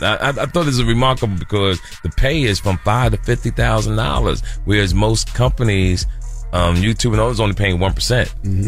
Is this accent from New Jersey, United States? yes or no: yes; Jersey City, New Jersey, United States; We're all from Jersey City, New Jersey.